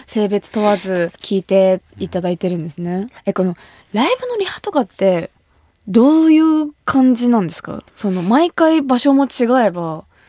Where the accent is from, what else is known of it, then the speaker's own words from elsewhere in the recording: Kumamoto, Japan; 私が生まれ育った熊本